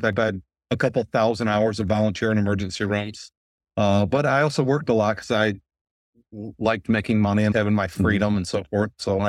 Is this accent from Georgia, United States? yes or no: no; Grand Blanc, Michigan, United States; I probably should have been growing up in Grand Blanc on a golf course, but I worked a lot.